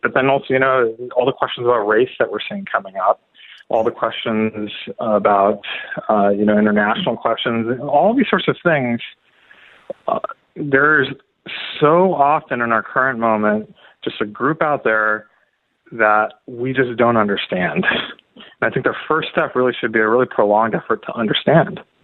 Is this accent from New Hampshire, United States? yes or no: no; California, United States; moved away as an adult; now in St. Louis, United States; I was from California originally. I came here about 10 years ago.